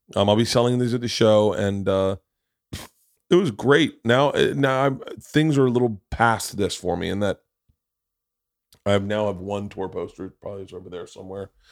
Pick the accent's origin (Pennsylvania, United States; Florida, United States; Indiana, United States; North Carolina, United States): Florida, United States; I grew up in Florida